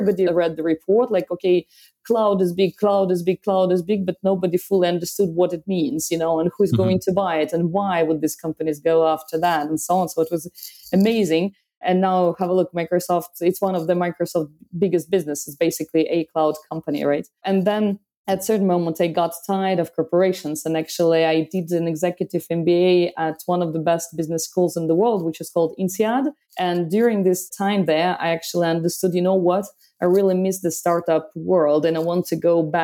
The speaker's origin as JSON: {"language": "English", "country": "Belarus", "also_born_or_lived": "France", "moved": "yes", "lives_now": "Paris, France", "said": "By origin, I'm from Belarus and it's been a long time. I left the country, did lots of geographies in my life."}